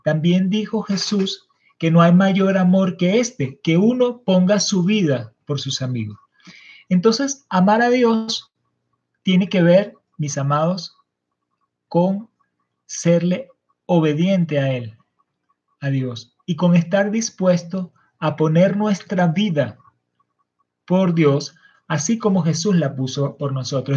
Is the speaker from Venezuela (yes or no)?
yes; Venezuela; Estamos como nación venezolana